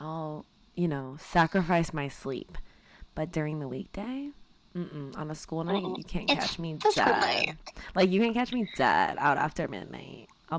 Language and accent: English; Miami, Florida, United States; moved away as an adult; now in Boston, United States; I'm Cuban. I'm from Miami.